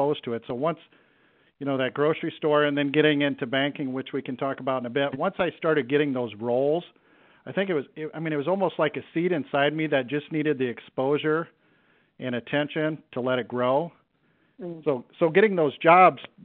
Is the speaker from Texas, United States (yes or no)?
no; Cedar Rapids, Iowa, United States; I knew I wanted to get back to my hometown